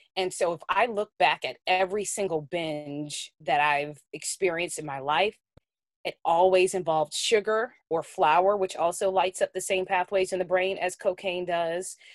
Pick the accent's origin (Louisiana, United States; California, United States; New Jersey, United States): Louisiana, United States; New Orleans; I grew up in New Orleans, on the West Bank of the New Orleans metro area